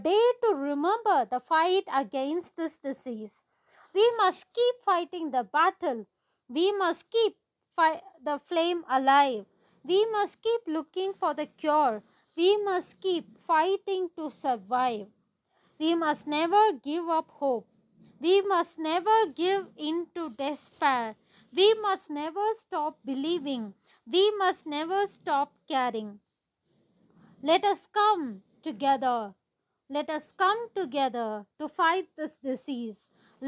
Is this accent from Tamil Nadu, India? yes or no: yes; Kodaikanal, Tamil Nadu, India; I am from Kodaikanal